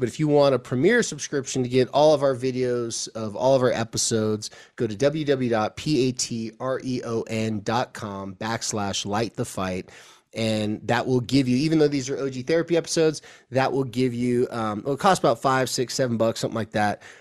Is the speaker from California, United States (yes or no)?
yes; Southern California, United States; moved away as an adult; now in Utah, United States; where I came from, uh, Southern California